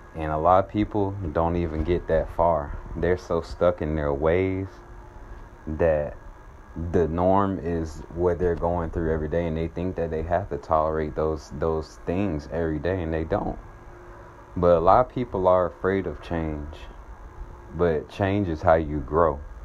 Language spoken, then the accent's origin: English; Atlanta, Georgia, United States; I am from Atlanta, Georgia